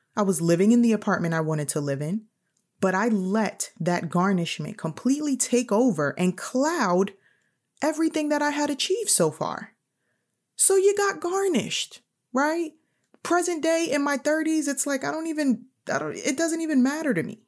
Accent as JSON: {"language": "English", "town": "New York City", "region": "New York", "country": "United States", "said": "I'm also from New York City"}